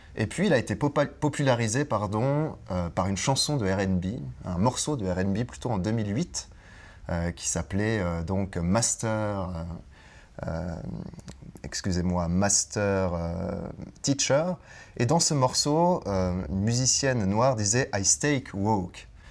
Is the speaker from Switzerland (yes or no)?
yes; French-speaking Switzerland, Switzerland; proche de chez nous, proche de chez moi, en Suisse romande